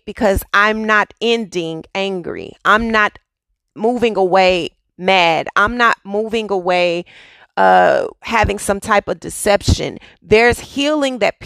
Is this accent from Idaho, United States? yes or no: no; Dallas, Texas, United States; moved away; I am from Texas. Yes, I am from Dallas. I am born and raised city girl